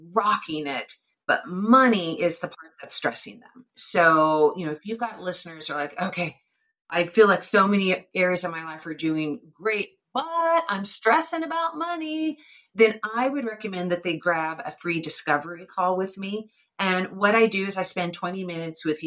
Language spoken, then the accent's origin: English; United States; I'm self-employed and I'm an American